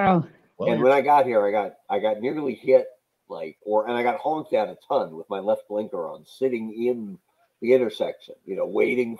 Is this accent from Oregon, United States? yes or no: yes; Oregon, United States; I'm from Oregon.